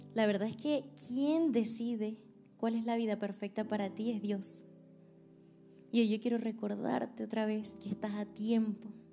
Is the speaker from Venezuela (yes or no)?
yes; Venezuela; moved away as an adult; now in United States; yo soy venezolana, me vine acá a Estados Unidos hace aproximadamente siete años